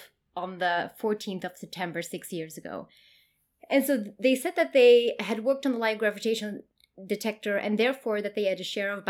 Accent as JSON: {"language": "English", "region": "Queensland", "country": "Australia", "said": "I'm from Queensland"}